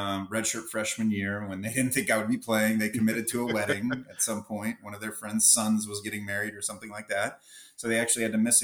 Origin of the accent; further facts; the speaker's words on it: Jacksonville, Florida, United States; I was born and raised here